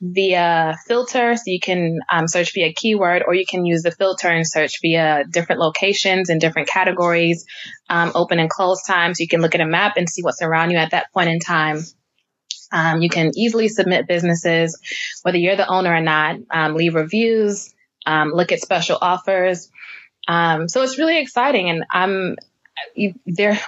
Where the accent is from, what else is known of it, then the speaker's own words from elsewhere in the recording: New York City, New York, United States; my own neighborhood, which I grew up in Brooklyn, New York